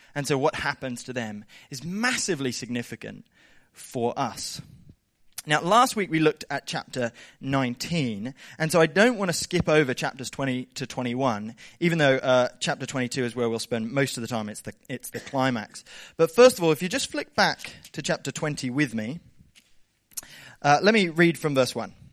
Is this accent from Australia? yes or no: yes; Southern Highlands, New South Wales, Australia; I grew up in the Southern Highlands